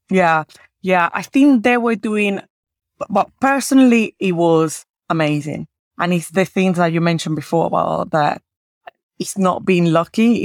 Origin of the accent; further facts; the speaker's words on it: Caracas, Capital District, Venezuela; moved away; I am originally from Caracas